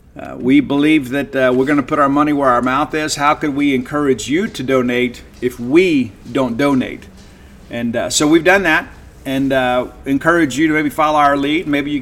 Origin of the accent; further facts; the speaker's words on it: South Mississippi, United States; Yeah, I'm from South Mississippi.